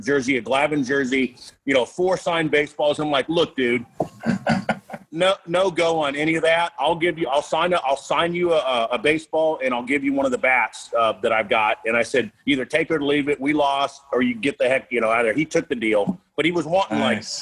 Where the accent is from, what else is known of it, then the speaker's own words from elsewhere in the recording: Florida, United States; I'm from Florida